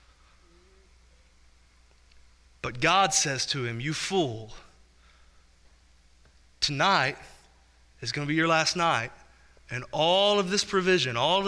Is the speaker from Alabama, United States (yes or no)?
no; Spurger, Texas, United States; in 2005, Hurricane Rita went directly over my hometown